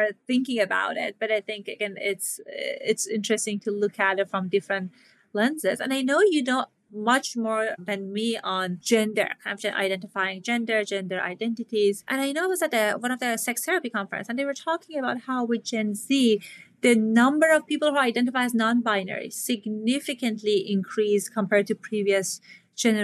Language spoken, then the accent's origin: English; Iran; moved away; I grew up in Iran